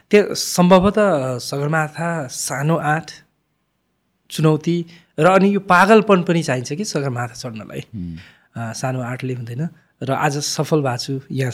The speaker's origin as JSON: {"language": "Nepali", "town": "Lukla", "region": "Koshi Province", "country": "Nepal", "tie": "born or raised there", "moved": "yes", "said": "हिमालसँग नजिक भएर सामिप्यता भएर म हुर्किएको मान्छे खुम्बुबा गाउँपालिका वडा नम्बर दुई लुक्लामा जन्मेको जुन चाहिँ सगरमाथा अवस्थित गाउँपालिका नै हो"}